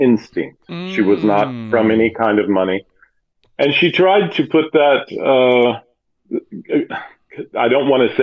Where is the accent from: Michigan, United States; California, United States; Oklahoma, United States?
Oklahoma, United States; Oklahoma City; When I was a child, I grew up in Oklahoma City, which is not that far away from Mexico